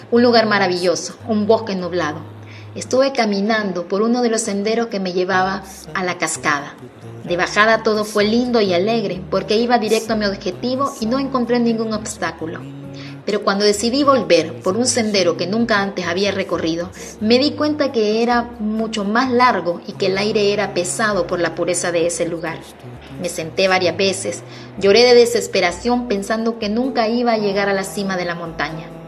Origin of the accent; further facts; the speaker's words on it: Honduras; soy hondureña.